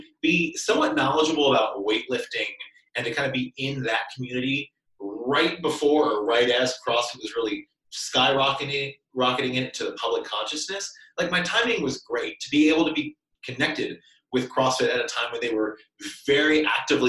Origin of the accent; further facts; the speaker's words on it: central Kentucky, United States; moved away as an adult; also born or lived in Boston area; I was born and raised in Kentucky, central Kentucky, very rural area